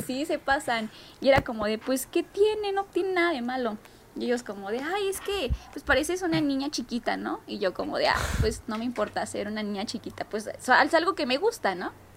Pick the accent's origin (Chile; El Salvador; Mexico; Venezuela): Mexico; soy atleta mexicana